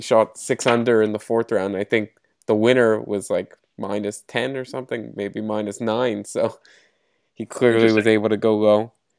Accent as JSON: {"language": "English", "country": "Canada", "said": "I'm from Canada"}